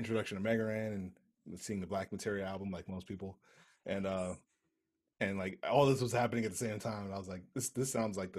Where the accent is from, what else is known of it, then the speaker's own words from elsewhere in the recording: New York City, New York, United States; I'm from Brooklyn